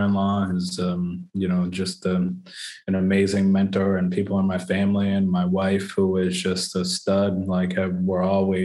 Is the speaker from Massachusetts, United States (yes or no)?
yes; Worcester, Massachusetts, United States; I grew up in the Great Brook Valleys and the Lincoln Villages of the world between, you know, kindergarten and seventh, eighth grade